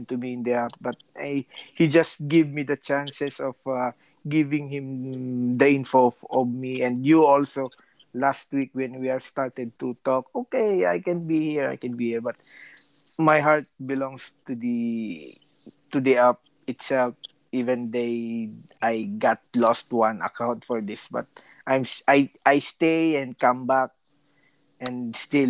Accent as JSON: {"language": "English", "country": "Philippines", "moved": "yes", "lives_now": "Rome, Italy", "said": "I'm a Filipino just working here in Rome."}